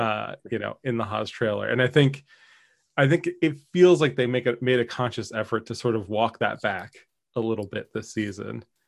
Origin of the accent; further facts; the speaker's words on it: Philadelphia, Pennsylvania, United States; growing up in Philly